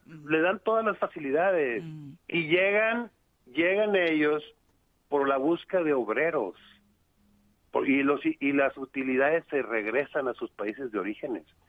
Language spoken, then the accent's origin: Spanish; Monterrey, Nuevo León, Mexico; Yo soy de Monterrey